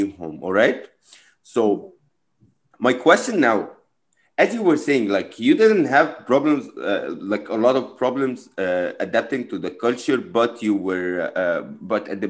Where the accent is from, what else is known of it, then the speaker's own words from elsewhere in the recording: Egypt; now in United States; I came from Egypt as well